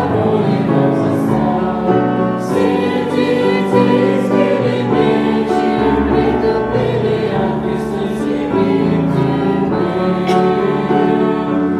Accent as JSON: {"language": "English", "country": "Russia", "said": "I'm from Russia."}